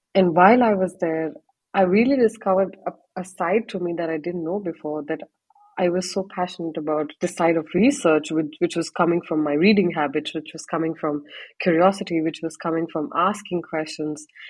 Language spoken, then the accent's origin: English; Panipat, Haryana, India; moved away as an adult; also born or lived in Chandigarh / Pune / Mumbai / Ahmedabad; now in Erlangen, Germany; from a town called Panipat, based in the state of Haryana. It's a very small town.